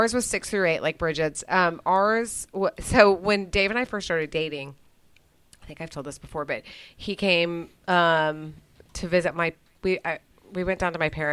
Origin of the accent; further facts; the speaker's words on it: Dallas, Texas, United States; I grew up in Dallas